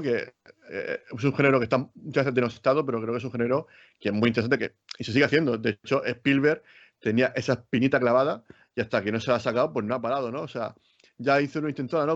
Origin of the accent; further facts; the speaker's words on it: Region of Murcia, Spain; yo soy muy murciano